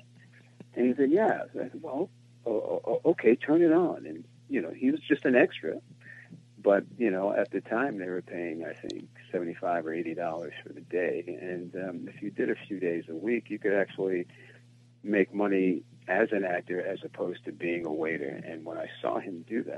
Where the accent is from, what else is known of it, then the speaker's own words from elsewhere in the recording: New Jersey, United States; growing up in New Jersey